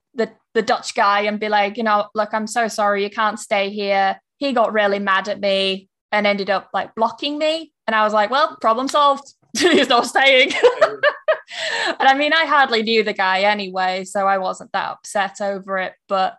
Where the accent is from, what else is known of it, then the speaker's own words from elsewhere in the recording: England, United Kingdom; I will say to them, like, I'm not being English about this.